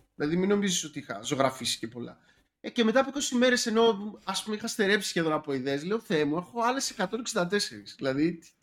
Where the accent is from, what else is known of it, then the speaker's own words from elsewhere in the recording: Athens, Attica, Greece; also born or lived in Sparta; τα παιδικά μου χρόνια ήταν στην Αθήνα, ανάμεσα Αθήνα και Σπάρτη, που από Σπάρτη είναι ε, η οικογένειά μου